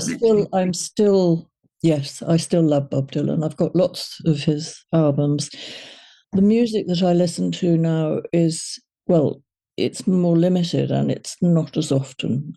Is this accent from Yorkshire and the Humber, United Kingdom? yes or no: no; Liverpool, North West England, United Kingdom; they were from Liverpool, and so was